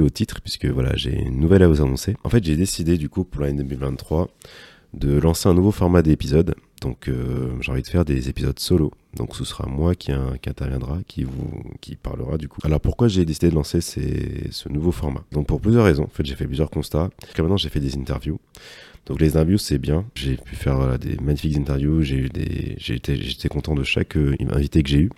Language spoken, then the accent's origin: French; Martinique; moved away; ma région d'origine, la Martinique